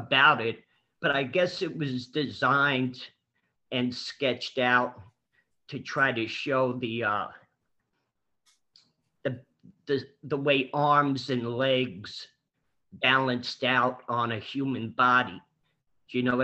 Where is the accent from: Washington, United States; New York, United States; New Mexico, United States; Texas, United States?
New York, United States; New York City; growing up in New York City as a kid.